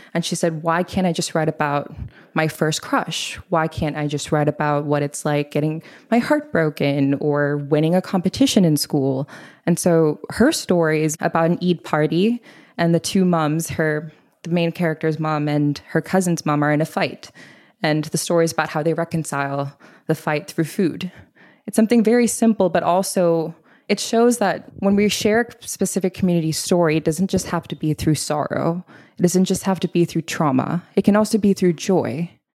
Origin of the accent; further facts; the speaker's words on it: Bangkok, Thailand; moved away as an adult; also born or lived in Boston / Oxford / Minneapolis / Los Angeles; now in New York, United States; I grew up in Bangkok, Thailand, lived there for eighteen years, and lived in a very Punjabi South Asian household